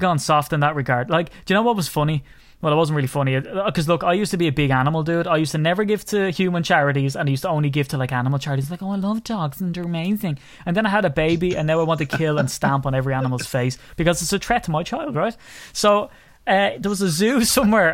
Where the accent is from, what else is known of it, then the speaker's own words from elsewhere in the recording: Ireland; a little old Irishman